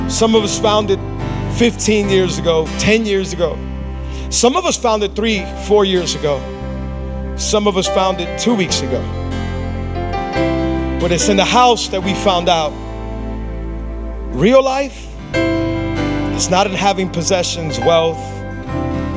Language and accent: English; Hialeah, Florida, United States; I grew up in Hialeah.